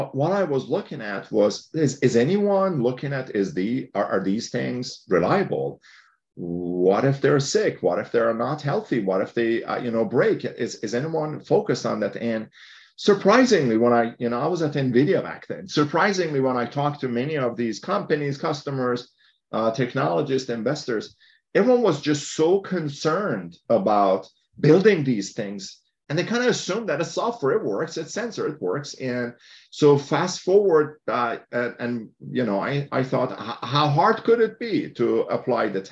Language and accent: English; Iran; now in Mountain View, United States; I grew up in Iran